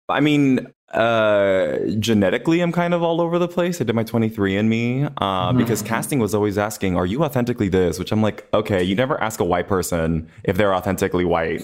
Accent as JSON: {"language": "English", "town": "Los Angeles", "region": "California", "country": "United States", "tie": "born or raised there", "said": "I was born and raised in Los Angeles. I was actually born in Boyle Heights."}